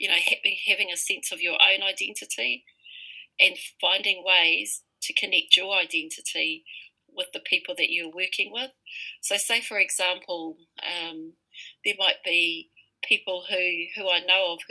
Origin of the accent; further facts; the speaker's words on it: Rotorua, Bay of Plenty, New Zealand; I was brought up in Rotorua, which is located within the tribal territory of Te Aroa, and this is my iwi